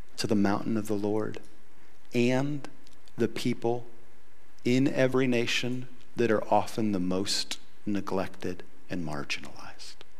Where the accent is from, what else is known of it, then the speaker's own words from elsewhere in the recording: United States; I'm as American as it gets. I grew up here.